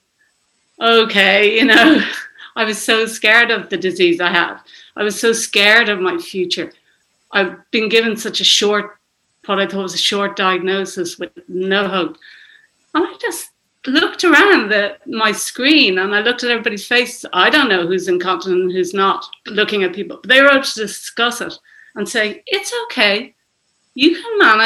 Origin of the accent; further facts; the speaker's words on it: Dublin, Leinster, Ireland; I'm from Dublin, Ireland.